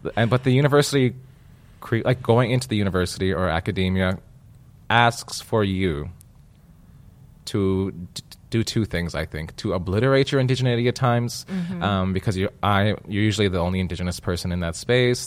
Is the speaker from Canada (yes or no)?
yes; Manitoba, Canada; I come from Manitoba.